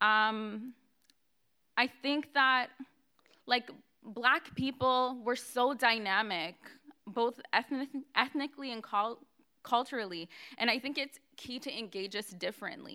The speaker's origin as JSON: {"language": "English", "country": "Canada", "said": "I'm African Canadian. I was an African Canadian youth"}